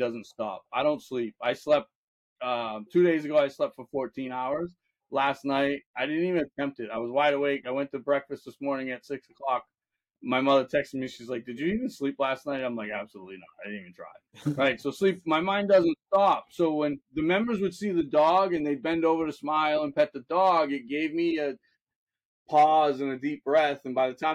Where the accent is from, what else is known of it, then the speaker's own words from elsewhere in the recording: Fairhaven, Massachusetts, United States; I grew up in the New Bedford, Mass area